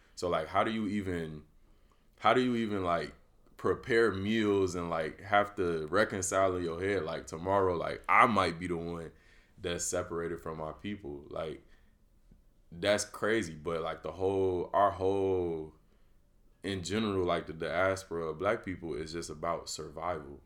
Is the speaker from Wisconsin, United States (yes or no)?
no; Chicago, Illinois, United States; I'm from the Chicagoland area